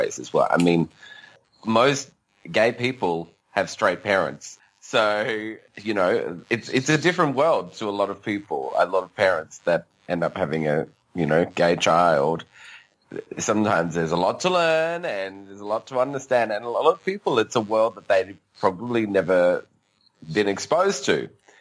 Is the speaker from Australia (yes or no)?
yes; Australia